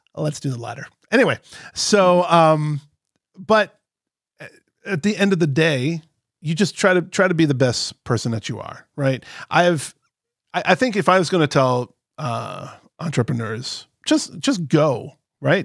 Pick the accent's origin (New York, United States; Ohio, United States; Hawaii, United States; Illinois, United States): Illinois, United States; Chicago; I'm from Chicago